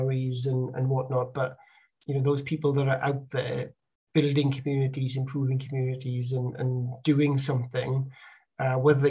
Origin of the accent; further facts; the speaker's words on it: Bridgend, Wales, United Kingdom; moved away; the town I grew up in Bridgend, South Wales